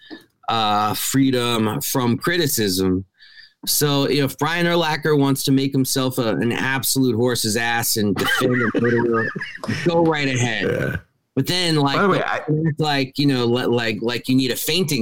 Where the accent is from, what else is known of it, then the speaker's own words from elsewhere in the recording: New York City, New York, United States; I grew up in New York City. I was reading his racism when I was 10 years old, growing up in New York.